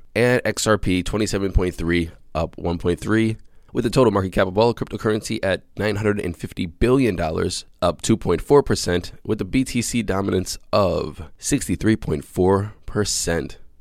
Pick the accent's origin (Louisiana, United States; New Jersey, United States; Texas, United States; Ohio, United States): Ohio, United States; Cleveland; the Cleveland Browns are my hometown American football team